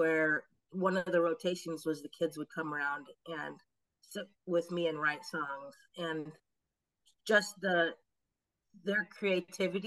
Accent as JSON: {"language": "English", "town": "Oakley", "region": "Kansas", "country": "United States", "tie": "born or raised there", "said": "I grew up in a little town called Oakley, Kansas"}